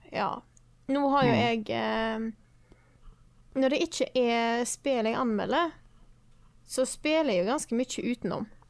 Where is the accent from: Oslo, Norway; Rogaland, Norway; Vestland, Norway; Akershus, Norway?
Vestland, Norway; Stord; moved away; når jeg er hjemme på Stord med familien